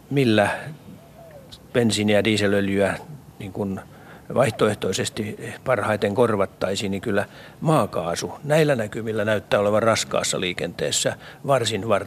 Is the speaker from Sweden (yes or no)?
no; Turkey; Finnish is a second language; moved away as an adult; now in Finland; Mine kaks vota kolme kuukautta oli tulin Turkista.